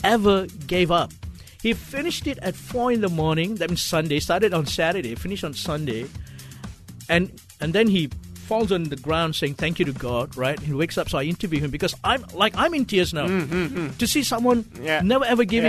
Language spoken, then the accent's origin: English; Malaysia; moved away as an adult; also born or lived in Australia; as a Malaysian